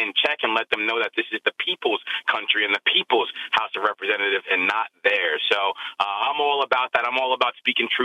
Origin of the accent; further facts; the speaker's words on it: New Brunswick, New Jersey, United States; also born or lived in Newark, New Jersey; I'm originally from New Brunswick, New Jersey